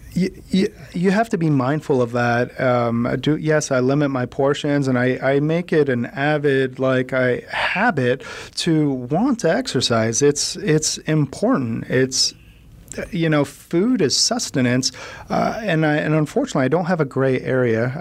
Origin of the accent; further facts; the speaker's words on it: United States; I'm American